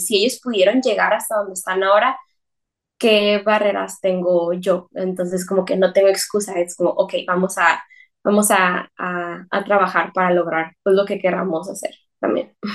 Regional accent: Mexicali, Baja California, Mexico; also born or lived in San Francisco Bay Area, United States; yo soy mexicana

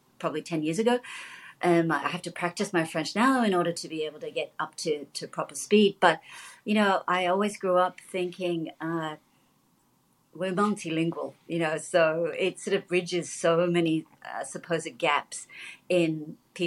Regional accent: Australia; I was born here

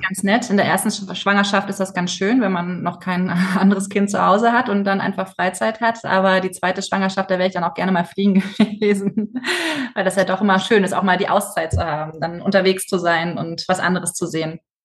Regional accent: Stuttgart area, Baden-Württemberg, Germany; ich bin in der Stuttgarter Ecke aufgewachsen

